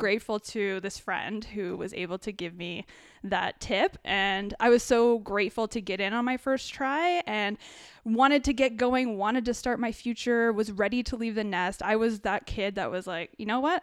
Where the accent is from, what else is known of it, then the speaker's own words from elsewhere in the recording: New Hamburg, Ontario, Canada; also born or lived in United States / Kitchener-Waterloo; I grew up in a really small town in New Hamburg, which is just outside Kitchener-Waterloo